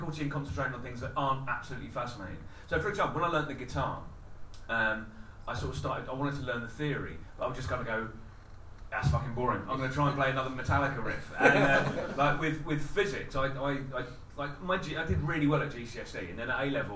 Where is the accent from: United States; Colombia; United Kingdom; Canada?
United Kingdom; Wallington, London; I was brought up in Wallington, so it's in between Sutton and Croydon.